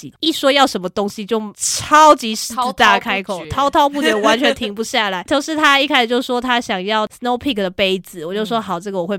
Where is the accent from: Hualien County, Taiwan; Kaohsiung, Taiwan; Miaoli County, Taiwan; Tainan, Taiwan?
Kaohsiung, Taiwan; 对，那边非常像我老家。